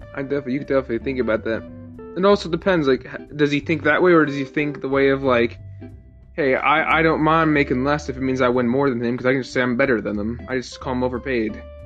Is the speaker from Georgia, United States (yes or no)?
no; Chicago, Illinois, United States; I grew up in Chicago